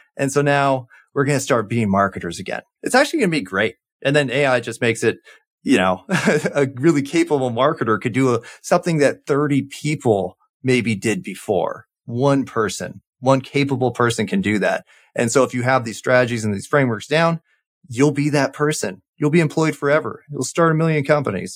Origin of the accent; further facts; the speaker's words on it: Orange County, California, United States; moved away; I grew up in, uh, Orange County, California